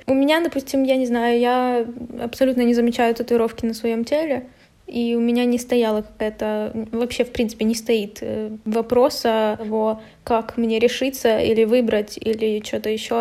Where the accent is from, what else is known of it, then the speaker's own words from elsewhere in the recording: Kryvyi Rih, Dnipropetrovsk Oblast, Ukraine; я из Кривого Рога